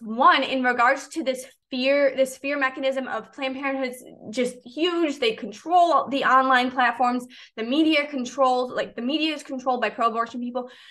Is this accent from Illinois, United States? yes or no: yes; Chicago, Illinois, United States; moved away as an adult; now in Clearwater, United States; I grew up in the Chicagoland area